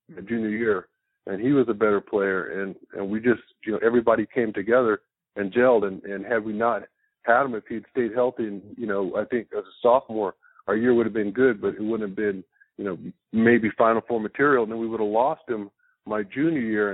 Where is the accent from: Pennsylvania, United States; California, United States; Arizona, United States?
Arizona, United States; Tucson; growing up in Tucson my whole life